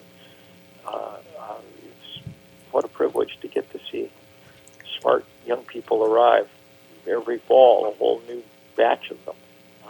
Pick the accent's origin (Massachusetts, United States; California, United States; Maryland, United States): Massachusetts, United States; Lexington; I grew up in Lexington, Massachusetts, where the first battle of the American Revolution was fought.